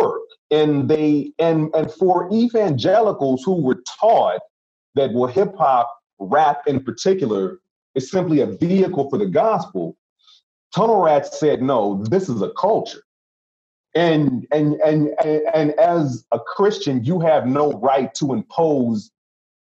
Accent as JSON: {"language": "English", "town": "Chicago", "region": "Illinois", "country": "United States", "tie": "born or raised there", "said": "I grew up in the South Side of Chicago"}